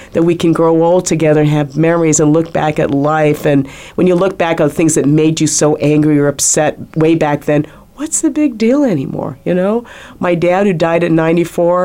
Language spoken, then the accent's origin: English; Philippines; now in United States; I was born in the Philippines